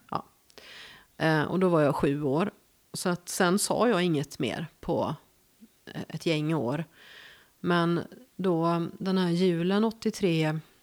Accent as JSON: {"language": "Swedish", "town": "Gothenburg", "region": "Västra Götaland", "country": "Sweden", "tie": "born or raised there", "also_born_or_lived": "Värmland", "accent": "West Coast", "moved": "as an adult", "said": "jag är född i Göteborg. Mm. Det hör man ju"}